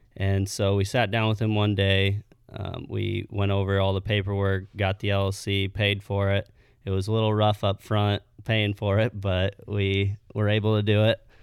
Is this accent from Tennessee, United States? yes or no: no; Missouri Valley, Iowa, United States; I grew up in Missouri Valley my whole life.